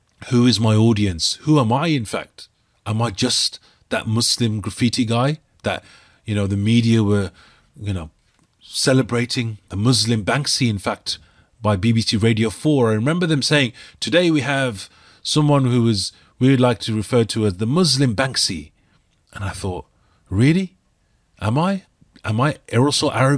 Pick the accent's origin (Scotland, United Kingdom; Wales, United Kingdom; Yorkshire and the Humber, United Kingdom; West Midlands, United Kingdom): West Midlands, United Kingdom; Birmingham; I was painting a mural in the inner city part of Birmingham, my home city.